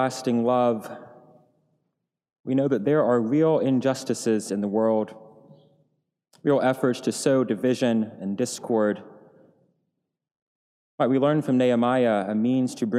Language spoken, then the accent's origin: English; Tennessee, United States; moved away; Tennessee, my home state.